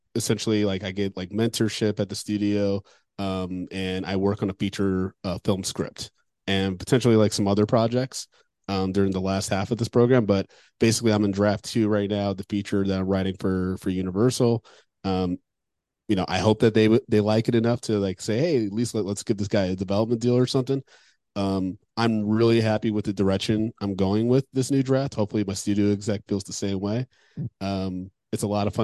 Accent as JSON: {"language": "English", "region": "Michigan", "country": "United States", "said": "I'm from Michigan"}